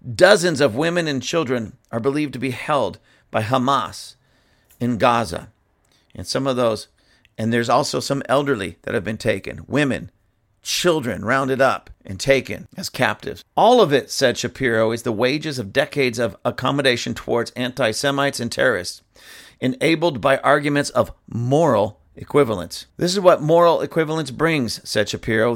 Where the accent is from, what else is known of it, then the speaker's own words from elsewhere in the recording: United States; I'm from America.